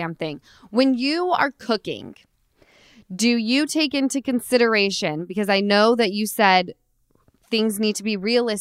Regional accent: Utah, United States; now in Los Angeles, United States; I'm from Utah

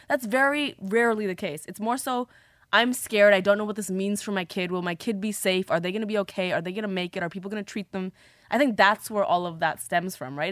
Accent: Toronto, Ontario, Canada; Growing up in Toronto, in high school

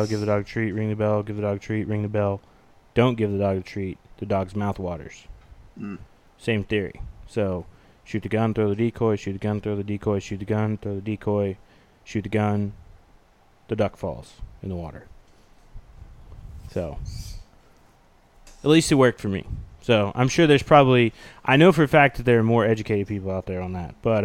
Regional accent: Oklahoma, United States; moved away; I'm in the great state of Oklahoma. Many of you know my home state

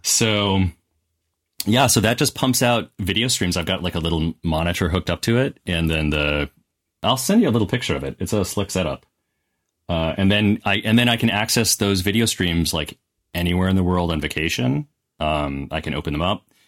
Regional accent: Wisconsin, United States; I grew up in Wisconsin

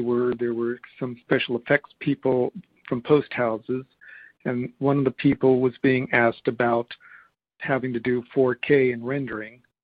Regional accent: Los Angeles, California, United States; I'm from Los Angeles

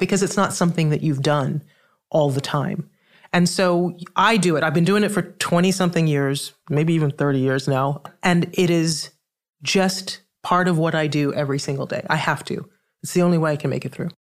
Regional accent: Trinidad & Tobago; I'm from the Caribbean. I'm from Trinidad that has a huge carnival

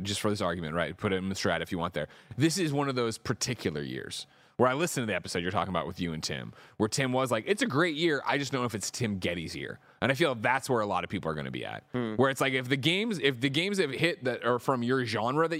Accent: Midwest, United States; I grew up in the Midwest.

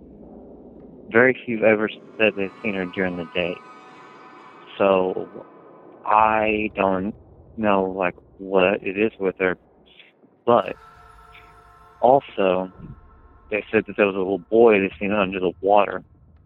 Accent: Tahlequah, Oklahoma, United States; I was born here in Tallahassee, Oklahoma

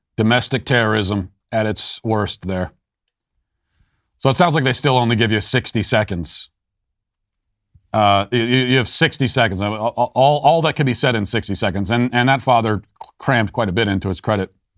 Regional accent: Loudoun County, Virginia, United States; Loudoun County, my hometown

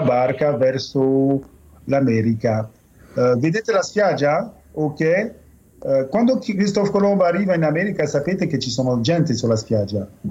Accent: France; noi francesi

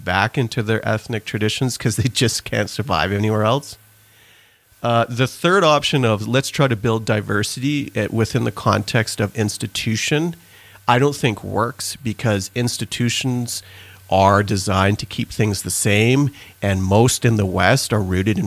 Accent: Canada; also born or lived in Trinidad; I was born in Trinidad and then immigrated to Canada in the mid-80s.

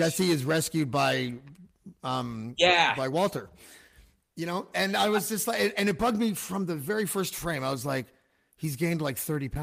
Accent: Canada; as a Canadian

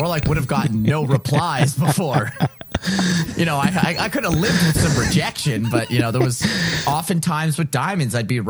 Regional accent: Ottawa, Ontario, Canada; also born or lived in Toronto; I came from Ottawa. I moved to the big city. I moved to Toronto to try and chase a musical dream. And here I was coming full circle back to my hometown in Ottawa

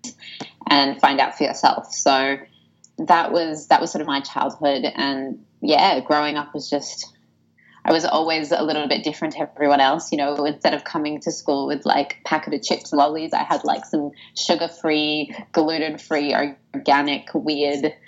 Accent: Sydney, New South Wales, Australia; I was born in Sydney. I was born in the beautiful suburb of Bondi Beach

